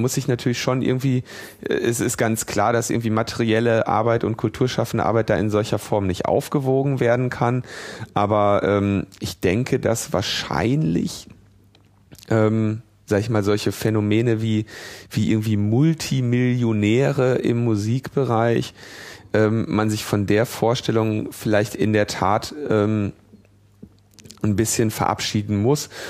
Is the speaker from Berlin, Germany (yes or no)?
no; Ruhr area, North Rhine-Westphalia, Germany; ich bin ja im Ruhrgebiet geboren